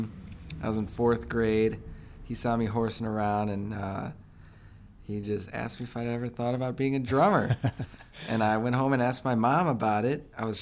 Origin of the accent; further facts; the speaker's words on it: Port Huron, Michigan, United States; We moved from Michigan. I was in Port Huron